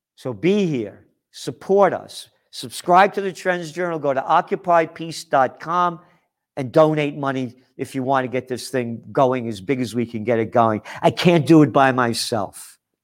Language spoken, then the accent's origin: English; New York City, New York, United States; And my heart is American, born in the Bronx